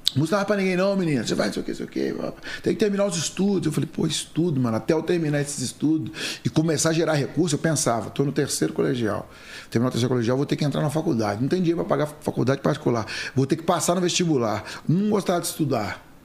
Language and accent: Portuguese; Passos, Minas Gerais, Brazil; nasci em uma família muito humilde no interior de Minas Gerais